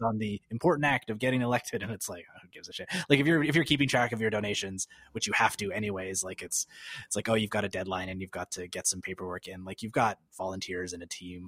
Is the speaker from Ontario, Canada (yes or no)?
no; Calgary, Alberta, Canada; moved away as an adult; I grew up in Calgary, but I, I've, I left Calgary in two thousand nine.